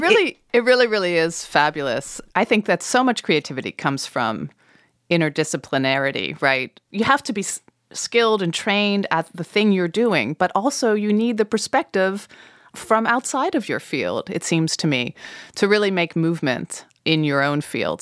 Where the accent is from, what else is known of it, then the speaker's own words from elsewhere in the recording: Colorado, United States; moved away; growing up in Colorado